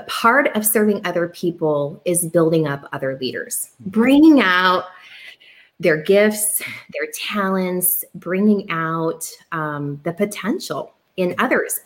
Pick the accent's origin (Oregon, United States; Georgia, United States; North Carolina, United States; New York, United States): Oregon, United States; moved away as an adult; I came from Oregon